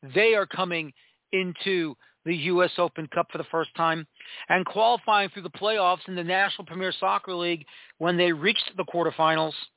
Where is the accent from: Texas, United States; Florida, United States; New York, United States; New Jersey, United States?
New York, United States; New York City; I am from New York City